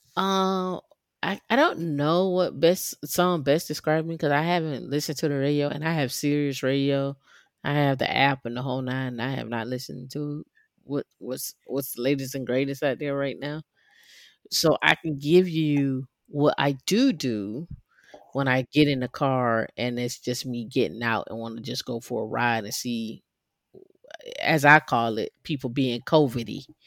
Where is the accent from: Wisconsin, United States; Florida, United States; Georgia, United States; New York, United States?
Georgia, United States; Atlanta; I'm from Atlanta